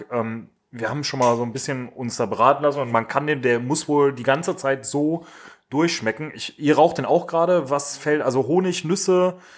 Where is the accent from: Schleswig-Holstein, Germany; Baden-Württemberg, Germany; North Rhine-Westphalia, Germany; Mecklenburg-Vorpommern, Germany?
North Rhine-Westphalia, Germany; Düsseldorf; Wir haben das schon mal erklärt, wir kommen aus Düsseldorf.